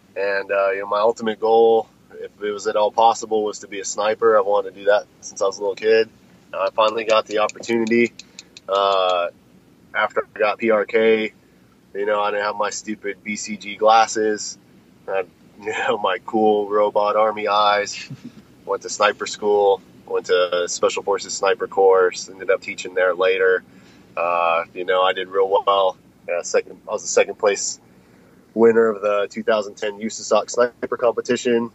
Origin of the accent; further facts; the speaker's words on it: Colorado, United States; I grew up in Colorado.